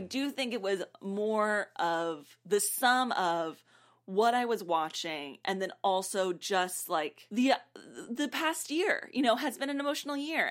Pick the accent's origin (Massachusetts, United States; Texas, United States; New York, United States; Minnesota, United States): Texas, United States; South; I grew up in South Texas